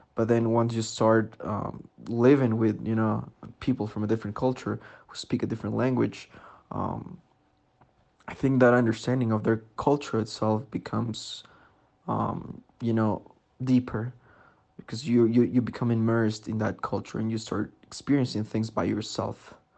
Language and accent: English; Sangolquí, Pichincha, Ecuador; I'm from Sangolquí, Ecuador